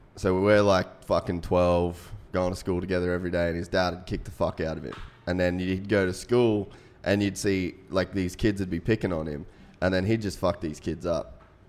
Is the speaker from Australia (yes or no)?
yes; North Queensland, Australia; I grew up in North Queensland. It's kind of like rough area.